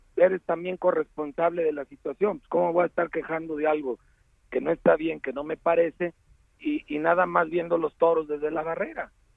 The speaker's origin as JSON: {"language": "Spanish", "town": "León", "region": "Guanajuato", "country": "Mexico", "tie": "born or raised there", "said": "tu ciudad, de donde yo crecí"}